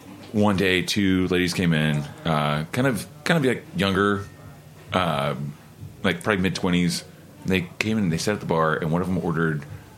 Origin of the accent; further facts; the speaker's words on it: Oklahoma, United States; I'm from Oklahoma.